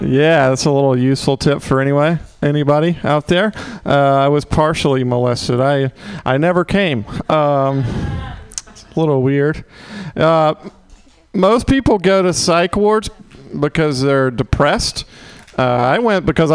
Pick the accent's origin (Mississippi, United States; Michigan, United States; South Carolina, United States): Mississippi, United States; also born or lived in Oklahoma; now in San Francisco, United States; I was born in Oklahoma, then I downgraded to Mississippi.